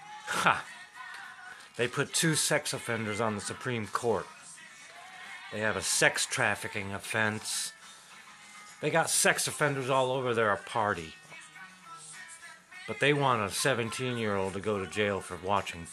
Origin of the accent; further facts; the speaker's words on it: United States; I was raised in Middletown, America